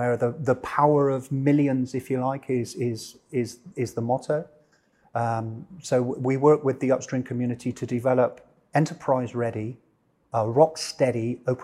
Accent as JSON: {"language": "English", "town": "Bristol", "region": "South West England", "country": "United Kingdom", "tie": "born or raised there", "moved": "as an adult", "said": "I was born in the UK, born in the Southwest in a place called Bristol, spent about 18, 20 years of my life there, grew up there"}